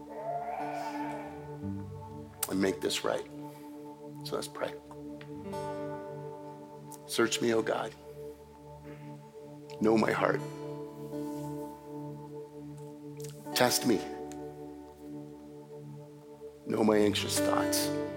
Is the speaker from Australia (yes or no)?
no; Canada; as a Canadian